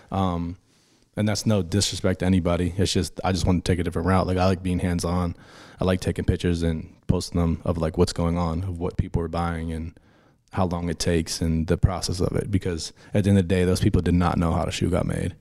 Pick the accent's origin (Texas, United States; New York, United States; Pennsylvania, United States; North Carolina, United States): Pennsylvania, United States; Pittsburgh; moved away; being from Pittsburgh, that's where I grew up